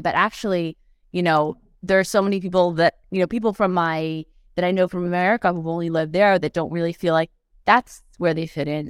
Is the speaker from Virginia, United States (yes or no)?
no; outside of New York, United States; moved away as an adult; also born or lived in Los Angeles, United States; now in Paris, France; I'm American, but I'm from right side of, outside of New York